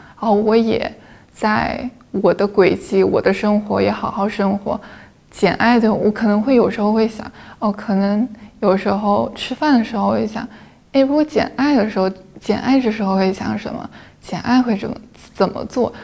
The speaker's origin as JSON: {"language": "Chinese", "region": "Guangdong", "country": "China", "said": "我们广东人有一个特征就是不愿意离开家"}